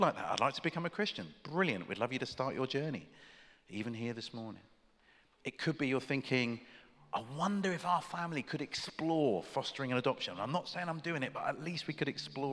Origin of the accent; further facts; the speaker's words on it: United Kingdom; I'm British